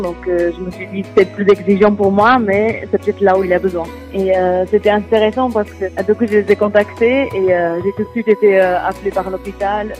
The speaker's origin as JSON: {"language": "French", "country": "Portugal", "tie": "born or raised there", "moved": "as an adult", "lives_now": "France", "said": "Je suis portugaise et j'ai habité au Portugal jusqu'à mes 22 ans et j'ai déménagé euh, en France depuis 8 ans."}